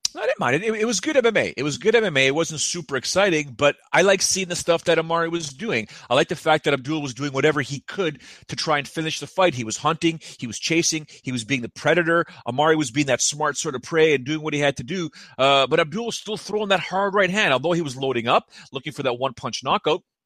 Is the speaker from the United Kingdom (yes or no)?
no; Toronto, Ontario, Canada; I'm from Toronto